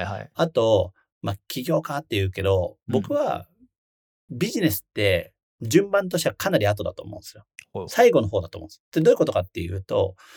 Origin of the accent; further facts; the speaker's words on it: Toyama, Japan; moved away as an adult; also born or lived in Tokyo; その地元が富山の清水跡っていう漁港町で川沿いに漁船がたくさん泊まってるエリアなんですね。内川っていう